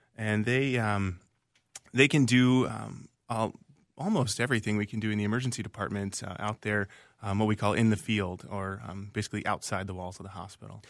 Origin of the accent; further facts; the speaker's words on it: Virginia, United States; moved away as an adult; also born or lived in Minnesota; now in Minneapolis, United States; I was born and raised in Virginia, the state of Virginia, not Virginia, Minnesota